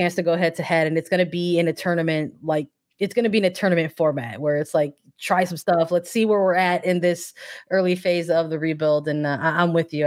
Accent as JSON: {"language": "English", "region": "Midwest", "country": "United States", "lives_now": "Chicago, United States", "said": "I'm from the Midwest."}